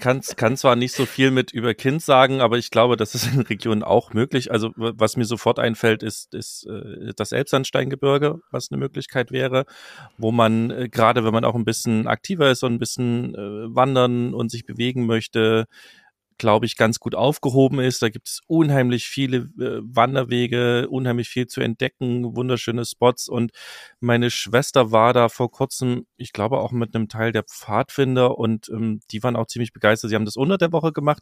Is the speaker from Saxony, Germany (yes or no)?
yes; Saxony, Germany; meine Heimat Sachsen